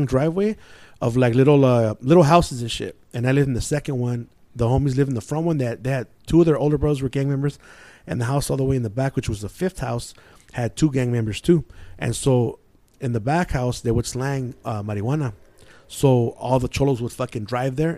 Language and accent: English; San Gabriel, California, United States; I grew up in San Gabriel